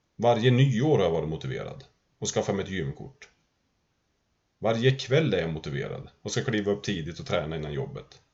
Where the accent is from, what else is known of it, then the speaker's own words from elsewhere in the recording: Sundsvall, Västernorrland County, Sweden; Jag kommer från Bosvedjan i Sundsvall. Vi hade flyttat runt en del innan vi hamnade i Bosvedjan. Jag tror jag var sju då